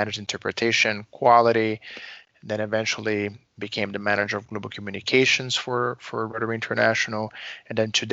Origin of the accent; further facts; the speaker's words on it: Brazil; moved away as an adult; now in Chicago, United States; I was born and raised in Brazil, and I've been now living in Chicago in the U.S. for almost 16 years.